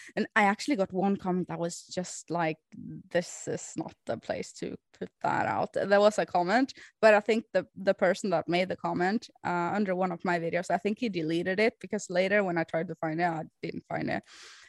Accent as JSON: {"language": "English", "country": "Norway", "second_language": "English", "said": "I'm Norwegian"}